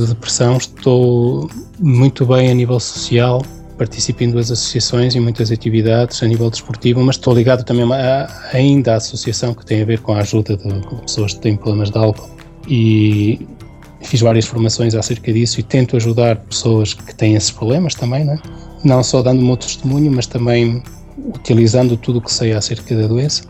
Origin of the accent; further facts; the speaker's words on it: Santa Marta de Penaguião, Vila Real District, Portugal; moved away as an adult; now in France; Sou da região do Douro, portanto sou de Santa Marta, de Paneguião, de, de uma aldeia chamada Fornelos